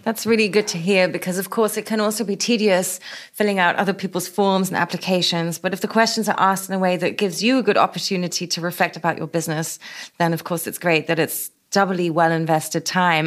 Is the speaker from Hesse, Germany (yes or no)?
no; Berlin, Germany; my hometown